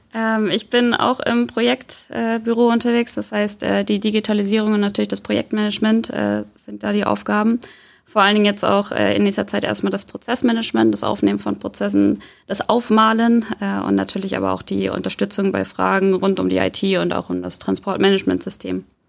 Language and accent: German; Soltau, Lower Saxony, Germany; moved away as an adult; now in Hamburg, Germany; Ich bin in Hamburg zwar geboren, bin aber aufgewachsen in äh, Soltau